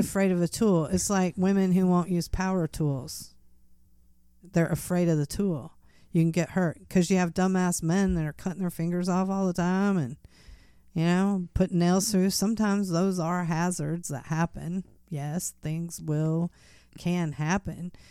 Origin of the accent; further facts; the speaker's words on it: United States; as an American citizen